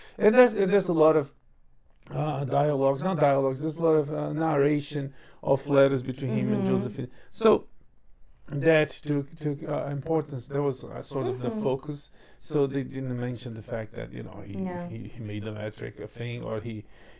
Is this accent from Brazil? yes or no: yes; Brazil; moved away; I was born and raised in Brazil.